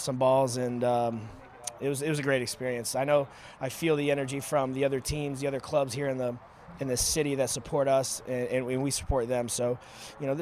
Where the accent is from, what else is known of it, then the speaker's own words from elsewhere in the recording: Houston, Texas, United States; I'm being from Houston, it's always good to have, you know, a fellow Texan in the building.